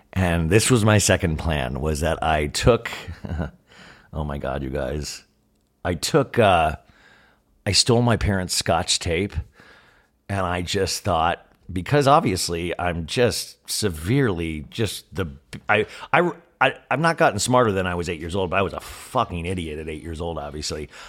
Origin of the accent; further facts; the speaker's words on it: Kansas, United States; moved away; growing up in Kansas